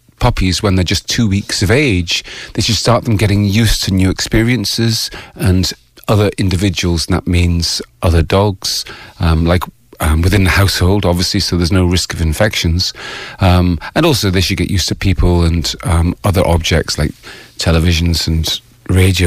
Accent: Scotland, United Kingdom; moved away as an adult; also born or lived in Ireland; now in Bray, Ireland; I don't want to be only Scottish, only British

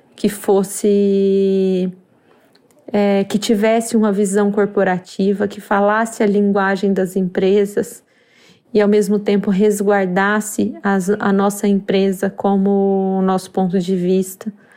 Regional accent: Brazil

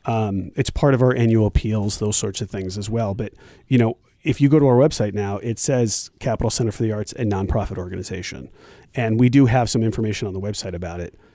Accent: Glastonbury, Connecticut, United States; moved away; I, I was born and raised in Glastonbury, Connecticut

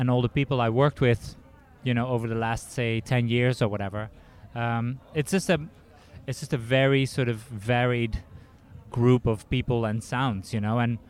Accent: Eindhoven, North Brabant, Netherlands; moved away as an adult; now in Washington, United States; in Eindhoven where I grew up

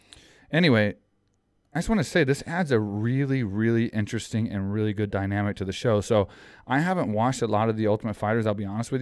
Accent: Texas, United States; We grew up in Texas, and I didn't know Thailand.

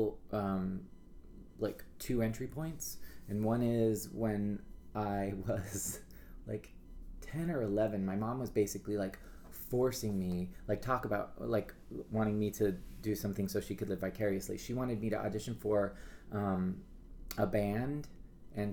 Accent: Reno, Nevada, United States; now in New York, United States; I am originally from Reno, Nevada

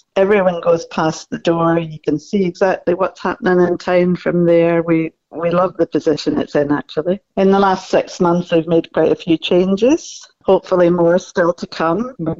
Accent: Kirkinner, Scotland, United Kingdom; moved away as an adult; also born or lived in Australia; now in Wigtown, United Kingdom; I came back from Australia last year, and it was a really good way to come home, you know. I was born on a farm just outside Kirkinner.

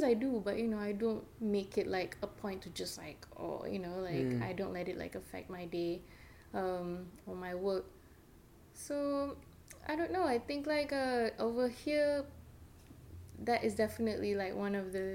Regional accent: Malaysia; now in United States; I'm from Malaysia

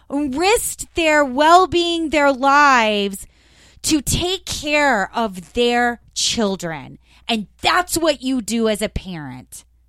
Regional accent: Florida, United States; I grew up in Florida

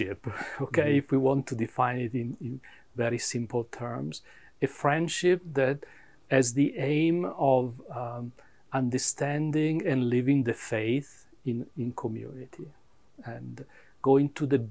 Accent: Milan, Lombardy, Italy; English is a second language; moved away as an adult; also born or lived in Dayton, Ohio, United States; now in Atlanta, United States; I am from Milano, yeah. We moved to US in 2000

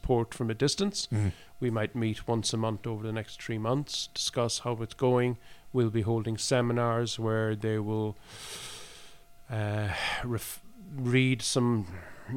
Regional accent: Ireland; also born or lived in Cork; now in Oslo, Norway; we come from Ireland

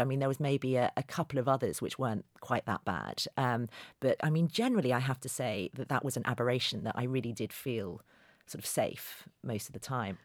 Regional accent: London, United Kingdom; a journalist from London

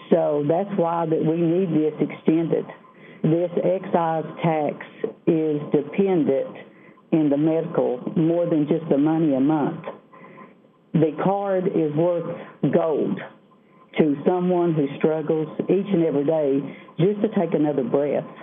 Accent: Southwest Virginia, United States; I am from Southwest Virginia

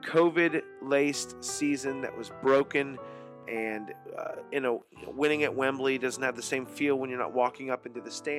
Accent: United States; as an American

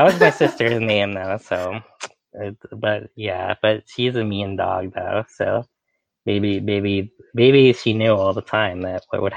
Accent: New York City, New York, United States; I'm a New Yorker

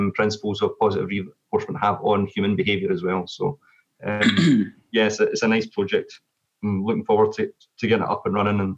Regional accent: Scotland, United Kingdom; I'm only Scot

